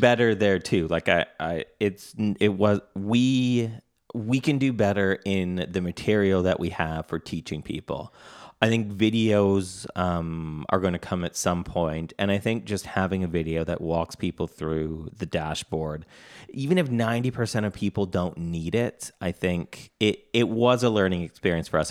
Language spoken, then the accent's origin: English; Canada; I'm Canadian